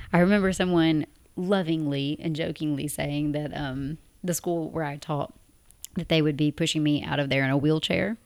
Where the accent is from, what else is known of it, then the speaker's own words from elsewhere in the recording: Tennessee, United States; moved away as an adult; now in Abu Dhabi, United Arab Emirates; we're both from Tennessee in the U S A, and we currently live in Abu Dhabi in the United Arab Emirates